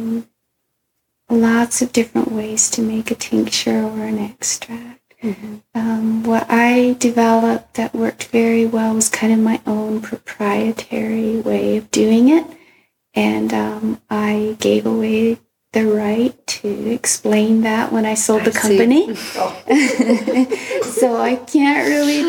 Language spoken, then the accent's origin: English; Costa Rica; moved away; I grew up in Costa Rica with my dad having coffee plants and helping pick it